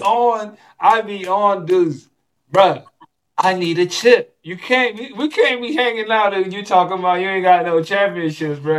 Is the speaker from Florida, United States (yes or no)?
yes; Florida, United States; moved away as an adult; I'm from Florida